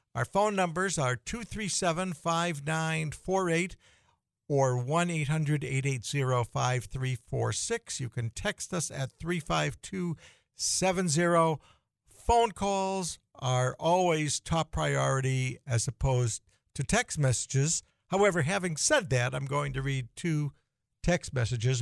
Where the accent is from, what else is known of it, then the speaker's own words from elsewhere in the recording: Boston, Massachusetts, United States; moved away as an adult; now in North Dakota, United States; I grew up in the Boston area